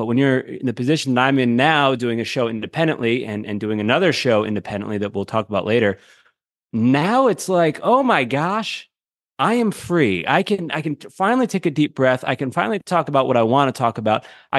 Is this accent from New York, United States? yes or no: yes; Syracuse, New York, United States; You know, I'm a kid from Central New York, Syracuse, New York.